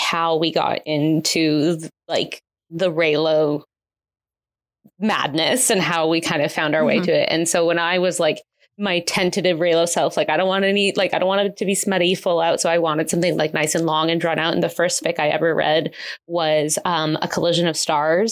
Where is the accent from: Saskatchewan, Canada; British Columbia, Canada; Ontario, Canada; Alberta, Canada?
Ontario, Canada; as a Canadian